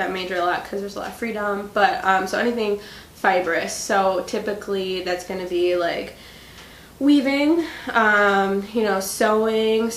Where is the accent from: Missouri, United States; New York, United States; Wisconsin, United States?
Wisconsin, United States; Whitewater; I'm from Whitewater, Wisconsin